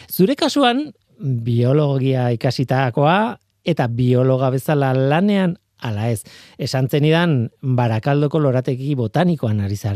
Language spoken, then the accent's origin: Basque; Basque Country, Spain; egia da, gipuzkoarra naiz, hemen e, gipuzko aldean ibili naiz gehien bat